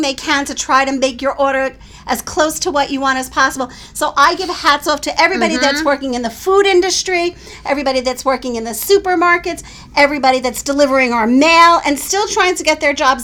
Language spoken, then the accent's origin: English; New York City, New York, United States; also born or lived in Long Island; growing up in New York City